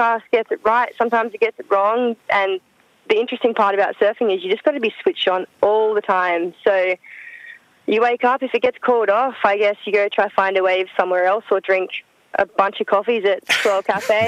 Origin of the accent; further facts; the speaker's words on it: Coolum Beach, Queensland, Australia; moved away; I grew up in Coolum, Sunny Coast, and still my favourite place on earth